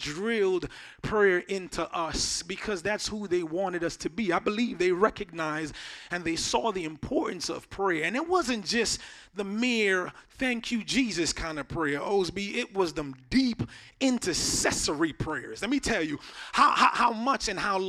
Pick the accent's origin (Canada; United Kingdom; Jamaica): Jamaica; moved away; I grew up in Jamaica, so I didn't have access to a lot of things that we had access to here